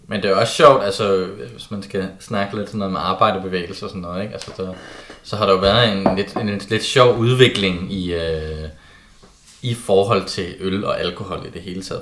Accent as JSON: {"language": "Danish", "town": "Kolding", "region": "Southern Denmark", "country": "Denmark", "said": "jeg kommer fra Kolding."}